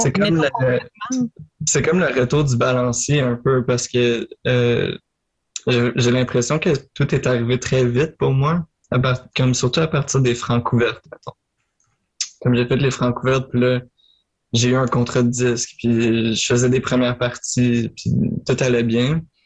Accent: Marieville, Quebec, Canada; je viens de Marieville en Montérégie, sur la rive sud

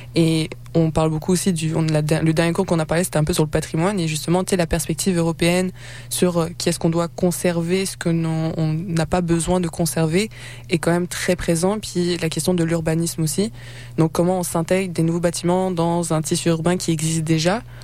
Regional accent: Quebec, Canada; même avec mon accent, ça reste que je suis née au Québec, j'ai passé ma vie ici

